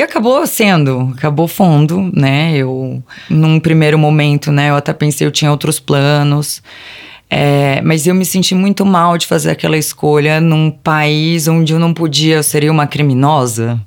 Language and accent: Portuguese; ABC Paulista, São Paulo, Brazil; moved away as an adult; now in São Paulo, Brazil; Originalmente eu sou do ABC Paulista, vim para São Paulo com 18 anos.